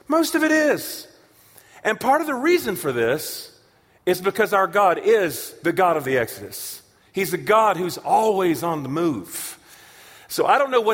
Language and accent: English; Charlotte, North Carolina, United States; now in Tulsa, United States; I am from Charlotte, North Carolina, where Reverend Billy Graham is from